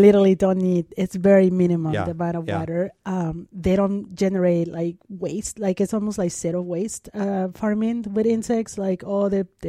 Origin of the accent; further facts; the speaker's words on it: Mexico City, Mexico; English is a second language; I'm from Mexico, I grew up in Mexico City, and Mexico is one of the leaders on edible insects.